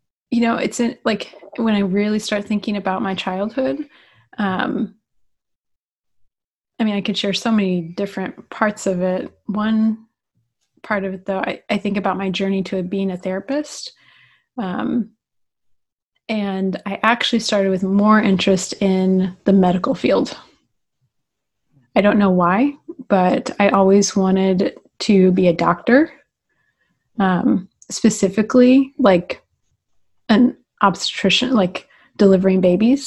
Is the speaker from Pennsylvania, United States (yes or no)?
no; west side of Indianapolis, United States; I grew up in the cornfields of Indiana, which is like on the west side of Indianapolis